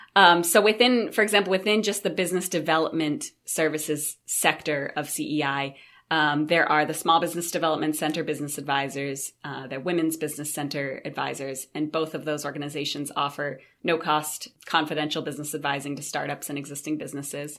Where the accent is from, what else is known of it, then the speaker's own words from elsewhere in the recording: Brewer, Maine, United States; I grew up right in Brewer, Maine.